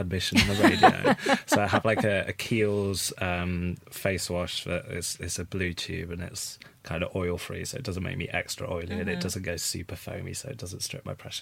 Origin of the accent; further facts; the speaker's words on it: Chesterfield, East Midlands, United Kingdom; I'm from Chesterfield.